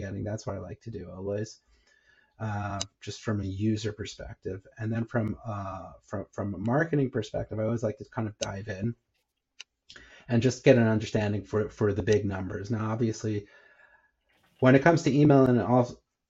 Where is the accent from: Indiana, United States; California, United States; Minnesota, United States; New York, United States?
New York, United States; moved away as an adult; now in Israel; born and bred in New York, and then I moved over to Israel, when, as an adult